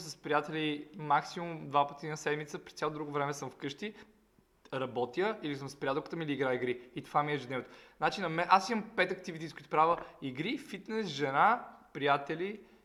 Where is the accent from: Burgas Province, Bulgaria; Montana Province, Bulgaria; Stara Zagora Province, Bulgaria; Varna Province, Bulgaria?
Montana Province, Bulgaria; Montana; пак съм от Монтана, северо-западна България, ние там сме пияници долни